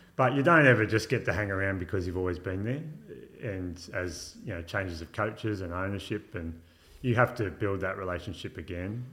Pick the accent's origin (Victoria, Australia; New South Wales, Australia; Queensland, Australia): New South Wales, Australia; Illawarra; also born or lived in London; now in Wollongong, Australia; I grew up in Yarra, uh, or Bombardier to be more specific